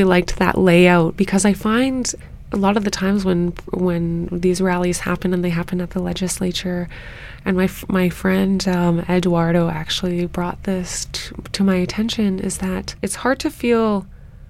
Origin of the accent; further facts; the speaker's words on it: Winnipeg, Manitoba, Canada; moved away as an adult; now in Edmonton, Canada; I am Anishinaabe from Treaty 1 territory. And for those of you who don't know where that is, that's the Winnipeg area. I have been living in Edmonton for just over a year now.